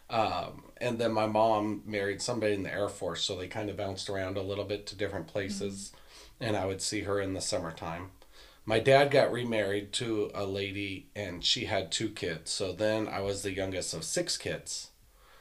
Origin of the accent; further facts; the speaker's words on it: Tucson, Arizona, United States; now in Buckeye, United States; I grew up in Tucson